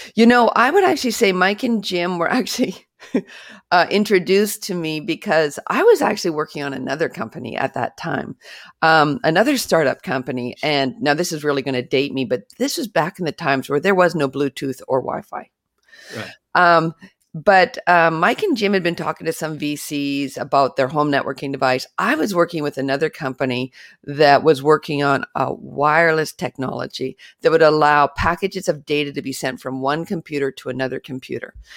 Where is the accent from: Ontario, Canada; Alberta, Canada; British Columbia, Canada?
British Columbia, Canada; I actually grew up in British Columbia, Canada